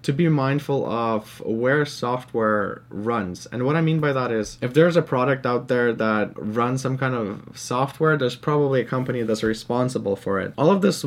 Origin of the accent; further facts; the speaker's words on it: Canada; English is a second language; growing up as an immigrant in Canada